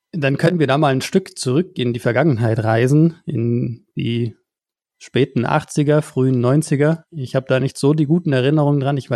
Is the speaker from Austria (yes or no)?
no; Bavaria, Germany; Also ich, ich komme hier aus dem Allgäu, sehr, sehr weit weg von, von eurer Homebase.